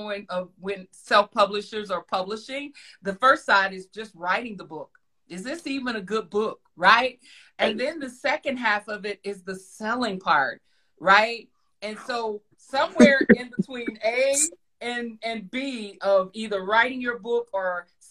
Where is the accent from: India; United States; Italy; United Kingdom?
United States; Fort Worth, Texas; Fort Worth, Texas, as y'all know, that's where I'm from